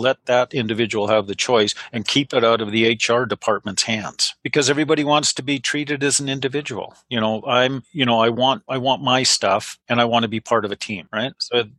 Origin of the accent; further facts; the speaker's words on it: Alberta, Canada; I'm probably the only 100% Canadian built. Like, and I'm now promoting. We're Alberta built. We're Canadian built.